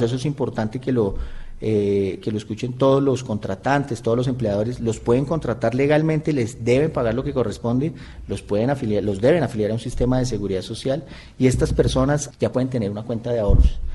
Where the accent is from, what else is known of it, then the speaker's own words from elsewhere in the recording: Colombia; como colombianos